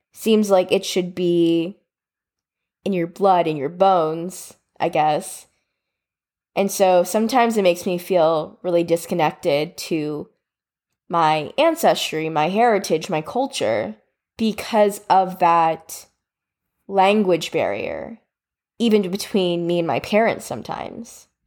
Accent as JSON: {"language": "English", "country": "United States", "tie": "born or raised there", "said": "I was born and raised in America"}